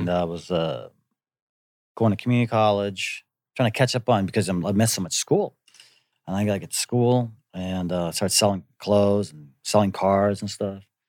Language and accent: English; Antigo, Wisconsin, United States; moved away as an adult; also born or lived in Green Bay, Wisconsin; now in Korea; we moved from Green Bay, which was, you know, what, a hundred and fifty, two hundred thousand people, and I moved to Anigo, Wisconsin